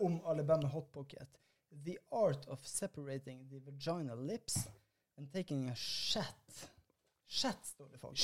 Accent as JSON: {"language": "Norwegian", "region": "Northern Norway", "country": "Norway", "said": "som nordlending"}